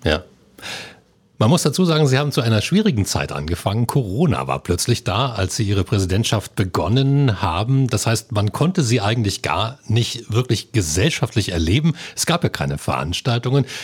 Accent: Lusatia, Germany; Als Lausitzer

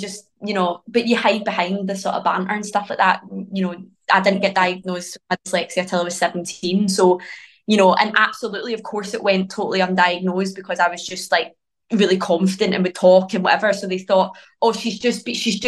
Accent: Glasgow, Scotland, United Kingdom; accent: Glaswegian; my Glaswegian accent

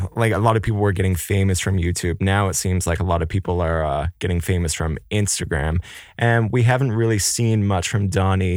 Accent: Port au Choix, Newfoundland and Labrador, Canada; moved away; I'm from Newfoundland myself

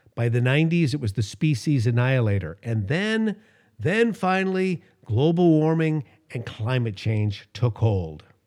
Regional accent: Los Angeles, California, United States; growing up in Los Angeles, the air was so bad when I was a little kid.

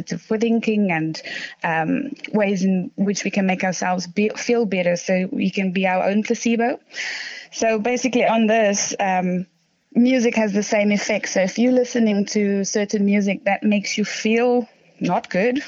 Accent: South Africa; moved away as an adult; now in London, United Kingdom; I'm originally from South Africa. I moved here to come and study

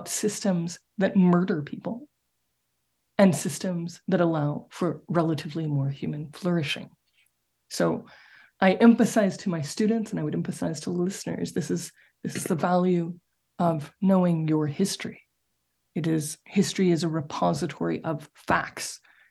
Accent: Dallas, Texas, United States; my hometown, Dallas, Texas, which is where I'm talking to you from

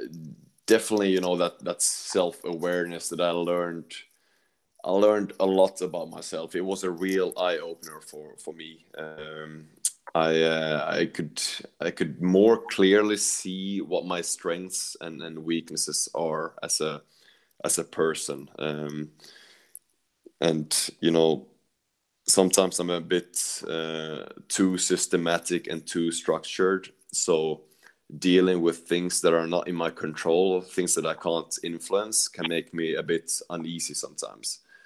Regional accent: Sweden; also born or lived in Netherlands; because I came from Sweden and you know, that was all about organization and structure. So coming to Holland

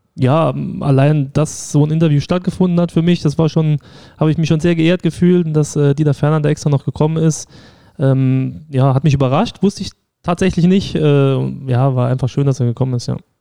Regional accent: St. Ingbert, Saarland, Germany; also born or lived in Saarbrücken (Dudweiler); ich bin in Saarbrücken auch geboren, also in Dudweiler, äh, komme aber aus St. Ingbert, habe da immer in der Jugend einen Verein gespielt

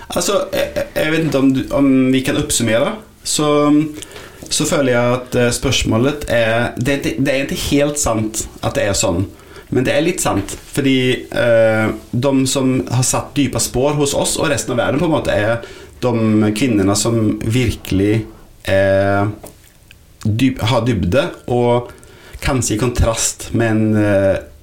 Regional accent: Sweden; Norwegian is a second language; now in Norway; jeg er svensk.

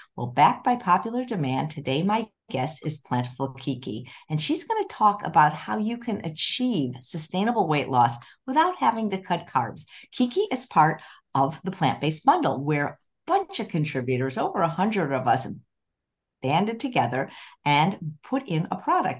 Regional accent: Chicago, Illinois, United States; moved away; I grew up in Chicago

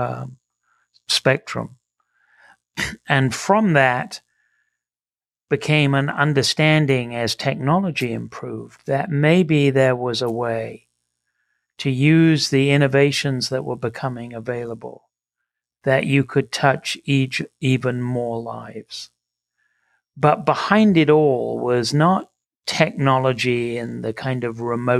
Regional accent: England, United Kingdom; moved away; I grew up in England, as my accent will betray me

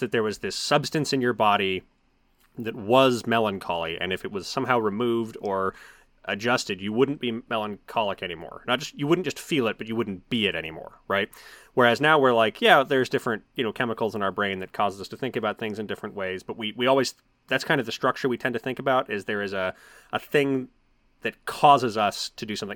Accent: United States; as somebody who is a American and grew up in a primarily evangelical, uh, environment

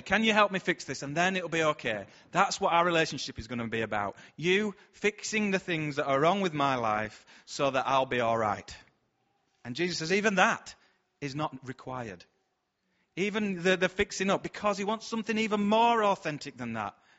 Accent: Bradford, Yorkshire and the Humber, United Kingdom; We're from Bradford

